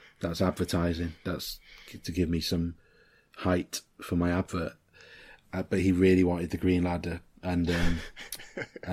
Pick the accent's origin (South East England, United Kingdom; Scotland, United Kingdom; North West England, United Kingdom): North West England, United Kingdom; Liverpool; moved away; also born or lived in Winchester; I was born in Mill Road Hospital